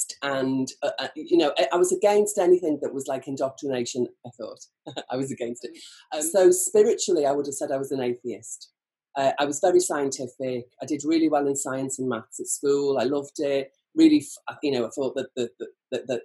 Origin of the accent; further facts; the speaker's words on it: Birkenhead, North West England, United Kingdom; I'm a woolly back. I'm from Birkenhead.